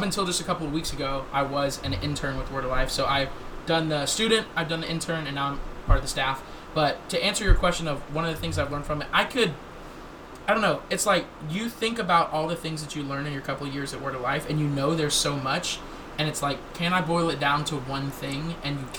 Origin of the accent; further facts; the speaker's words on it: the South, United States; now in Florida, United States; I grew up, born and raised in the South, the greatest place ever.